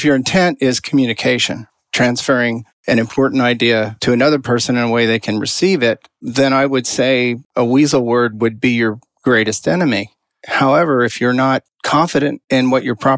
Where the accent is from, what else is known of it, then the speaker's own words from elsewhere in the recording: Texas, United States; I come from Texas. I'm one generation off the farm